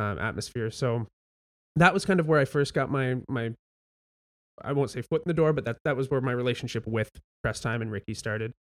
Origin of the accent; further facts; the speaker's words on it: Welland, Ontario, Canada; I grew up in Welland